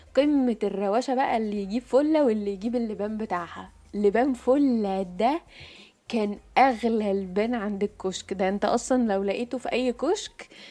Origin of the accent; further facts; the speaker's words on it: Egypt; عندنا في مصر